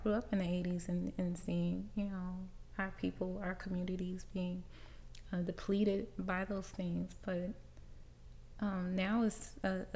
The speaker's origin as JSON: {"language": "English", "town": "Riverdale", "region": "Georgia", "country": "United States", "tie": "born or raised there", "said": "I grew up in Riverdale, Georgia."}